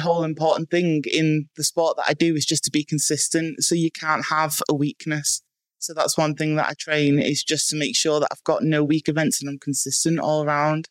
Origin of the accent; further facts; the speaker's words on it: Bangor, Wales, United Kingdom; I was born in Bangor in North Wales